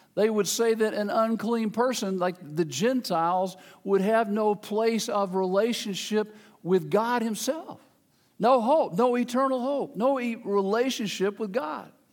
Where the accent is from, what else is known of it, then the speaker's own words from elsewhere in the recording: Memphis, Tennessee, United States; moved away as an adult; The church I grew up in in Memphis, Tennessee, uh, that was, I was, where I was born